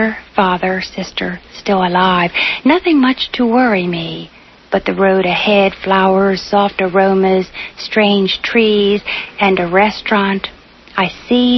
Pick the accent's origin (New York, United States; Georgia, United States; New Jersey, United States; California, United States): New Jersey, United States; Trenton; moved away as an adult; I was born in New Jersey, in Trenton, and I had never left Trenton until I was a young adult.